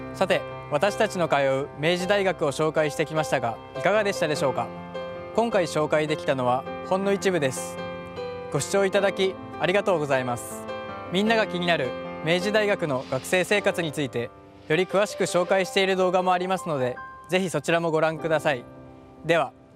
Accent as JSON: {"language": "Japanese", "region": "Gifu", "country": "Japan", "tie": "born or raised there", "said": "岐阜出身の"}